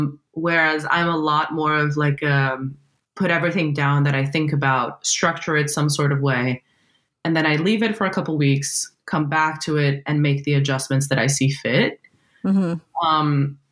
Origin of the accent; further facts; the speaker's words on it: Brazil; English is a second language; now in California, United States; I'm Brazilian and that my native language is actually a different language